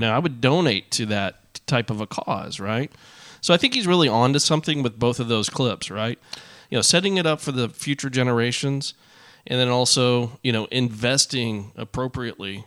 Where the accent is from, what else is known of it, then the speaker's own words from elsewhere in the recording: Arlington, Texas, United States; I grew up in Arlington